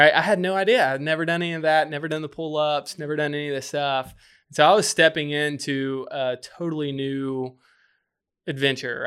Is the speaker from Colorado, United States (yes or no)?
no; just north of Birmingham, Alabama, United States; moved away as an adult; now in Charleston, United States; grew up just north of Birmingham, Alabama